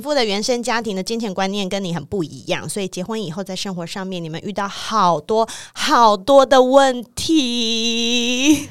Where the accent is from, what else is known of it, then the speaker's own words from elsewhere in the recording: Taiwan; 台湾出生的人，超爱吃水果